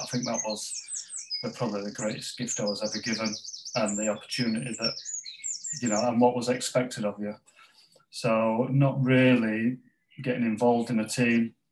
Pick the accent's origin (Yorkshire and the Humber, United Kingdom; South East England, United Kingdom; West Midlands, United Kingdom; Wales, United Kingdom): Yorkshire and the Humber, United Kingdom; Pontefract; where I grew up in West Yorkshire in Pontefract in West Yorkshire